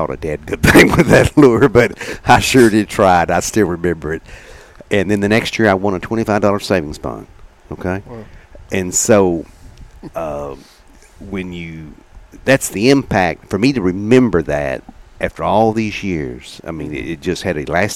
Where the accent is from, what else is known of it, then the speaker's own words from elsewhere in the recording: Gladewater, Texas, United States; moved away; also born or lived in Gilmer, Texas; growing up in Gladewater